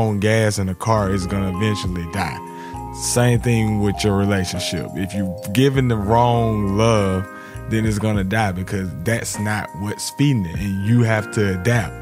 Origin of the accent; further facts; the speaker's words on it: Alabama, United States; growing up in Alabama